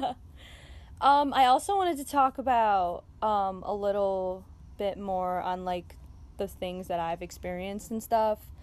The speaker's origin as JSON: {"language": "English", "town": "Chicago", "region": "Illinois", "country": "United States", "tie": "born or raised there", "said": "i was born and raised in chicago"}